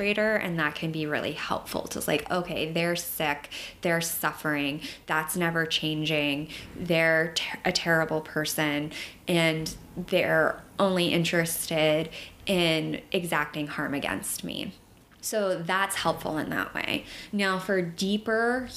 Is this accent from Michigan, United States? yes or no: no; Florida, United States; moved away as an adult; now in New York, United States; I'm a fairly new resident to New York. I'm from Florida, and I did some DV work down there.